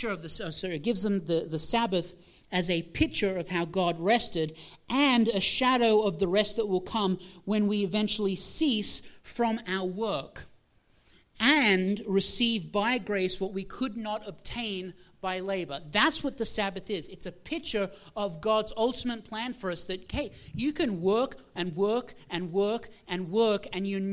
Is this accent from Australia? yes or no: yes; Australia; moved away; I am originally from Australia